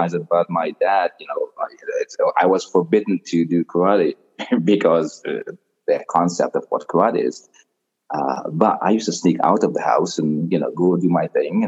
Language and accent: English; Trinidad & Tobago; now in Toronto, Canada; I grew up in Trinidad, in a small village in Trinidad.